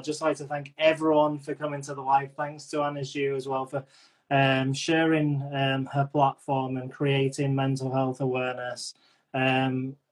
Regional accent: England, United Kingdom; I'm English

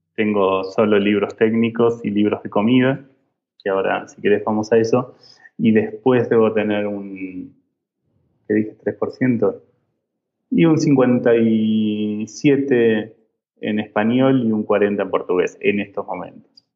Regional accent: Argentina; now in Mexico; vuelvo a Argentina

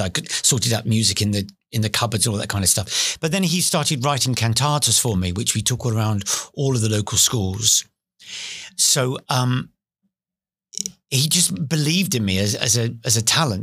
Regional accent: London, United Kingdom; also born or lived in Beckton / East Ham; I was born in East London. I was born in Forest Gate.

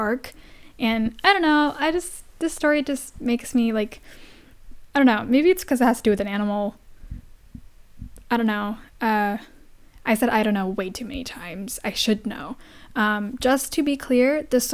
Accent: India; I am Indian, and that's something I grew up with.

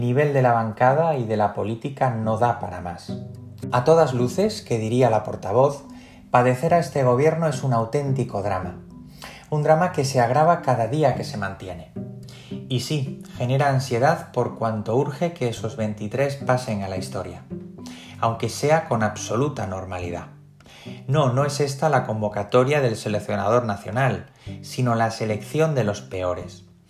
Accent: Spain; 14 kilómetros separan a Elechosa de los Montes, mi pueblo, de la carretera nacional más próxima

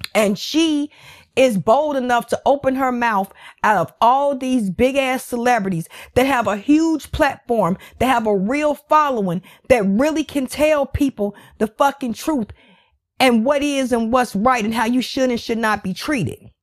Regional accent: United States; I live in America. I am American.

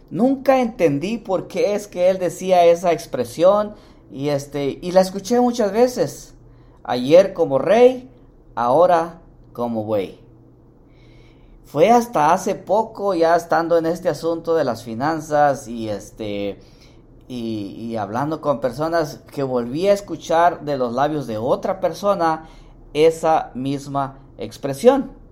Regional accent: Mexico; Bueno, yo también soy mexicano, pero para los que viven en México, el gran fin.

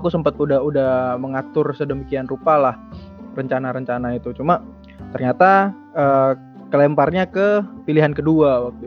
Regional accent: Bojonegoro, East Java, Indonesia; aku lahir di Bojonegoro 27 oh. tahun yang lalu ya itu bulan Maret nah terus uh, eh, SMP SD SD SMP SMA di Bojonegoro

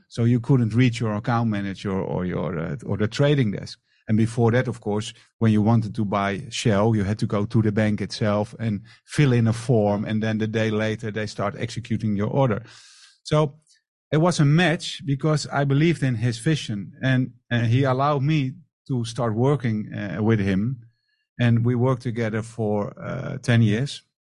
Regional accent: Amsterdam, North Holland, Netherlands; moved away as an adult; now in Marbella, Spain; I'm from the Netherlands, from Amsterdam.

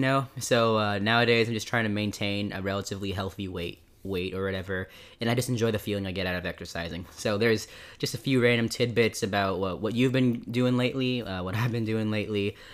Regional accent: Fresno, California, United States; we're both from Fresno, California.

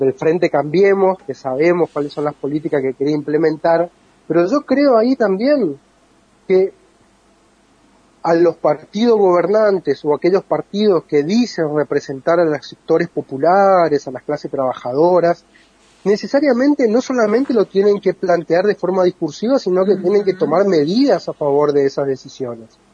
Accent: Formosa, Argentina; Yo soy de Formosa

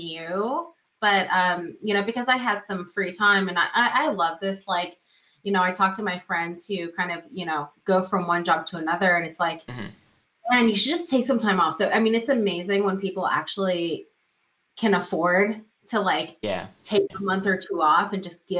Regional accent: Silicon Valley, California, United States; I grew up in the Silicon Valley. Now, my elementary school was literally one block away from Apple's first headquarters

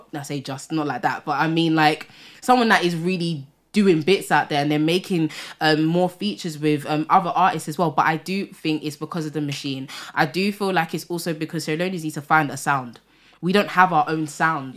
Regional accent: London, United Kingdom; I'm from Tottenham, right? And I would say for North London, we do have a community here.

